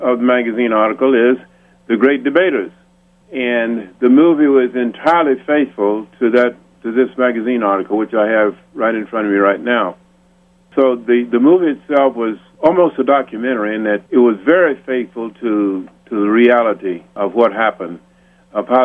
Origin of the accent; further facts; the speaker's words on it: Marshall, Texas, United States; moved away as an adult; also born or lived in Richmond, Virginia / Pittsburgh, Pennsylvania / Austin, Texas; from 3 years on, my growing up years were in Marshall, Texas